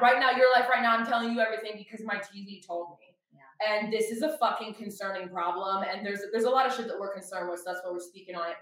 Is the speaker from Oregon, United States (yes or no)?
yes; Oregon, United States; moved away as an adult; also born or lived in Los Angeles, California; now in Nashville, United States; being born and raised in Oregon, which is a very liberal area, especially the city I was in.